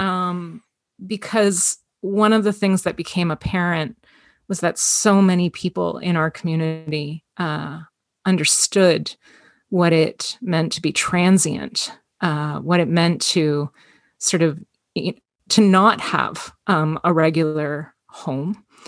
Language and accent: English; Toronto, Ontario, Canada; I was, uh, born and raised in Toronto, Ontario, Canada. Um, it's been my home my entire life.